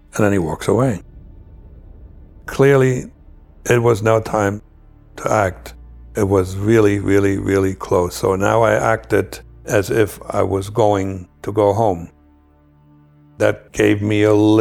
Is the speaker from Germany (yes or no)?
yes; East Germany, Germany; moved away; my home country, the East Germany